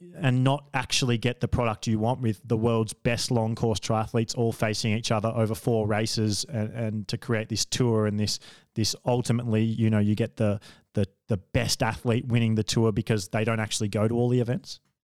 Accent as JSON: {"language": "English", "country": "Australia", "said": "I'm an Australian"}